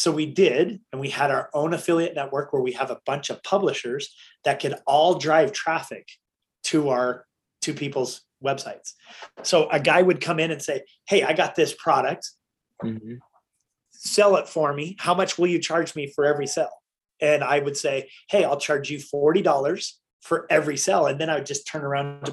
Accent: Utah, United States; we're from Utah and there's lots of big game and stuff here

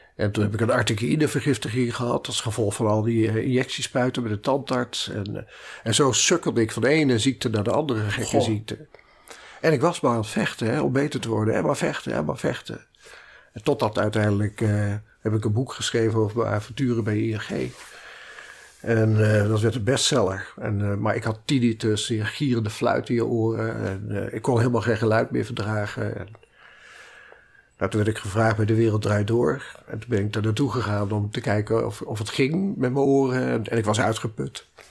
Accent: Utrecht, Netherlands; also born or lived in Maarssen / Amsterdam; ik ben geboren in Utrecht, eh, opgegroeid in Utrecht en uh, Maarsen.

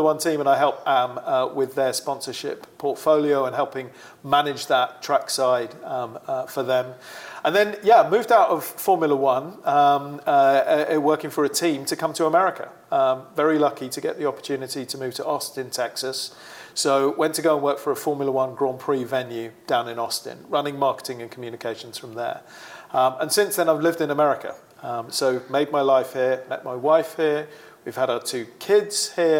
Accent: United Kingdom; moved away; Originally from the UK, my accent does confuse some people. A lot of people think I'm Australian, but I'm absolutely not. Very much British

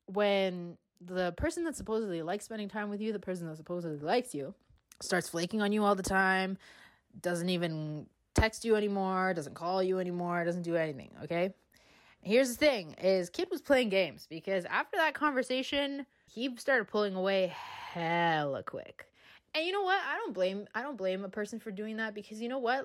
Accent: Canada; I am from Canada

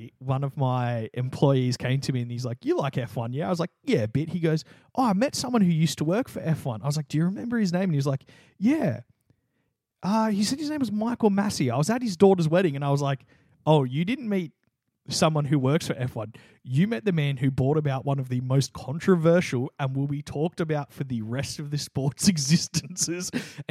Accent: Australia

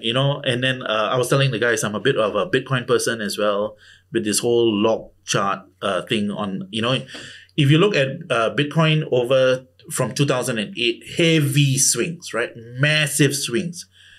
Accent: India; Considering that I'm Indian, right?

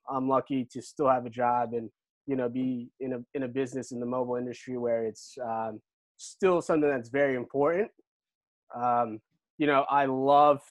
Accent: Brick, New Jersey, United States; moved away as an adult; also born or lived in New York; now in Philadelphia, United States; I'm originally from Brick, New Jersey

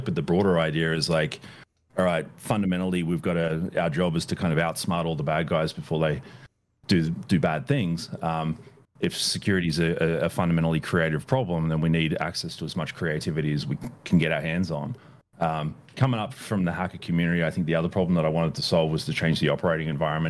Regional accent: Australia; moved away as an adult; now in Bay Area, United States; I'm still an Australian citizen and still, you know, go back there pretty frequently, but the US is where I call home.

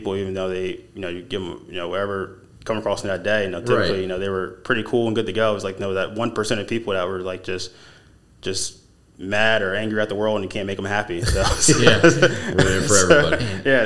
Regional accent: Philadelphia, Pennsylvania, United States; moved away

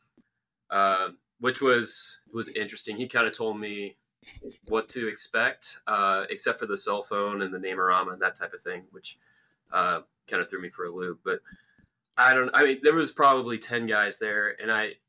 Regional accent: Atlanta, Georgia, United States; also born or lived in Omaha, Nebraska; I was born in Omaha and came back, but I grew up in Metro Atlanta

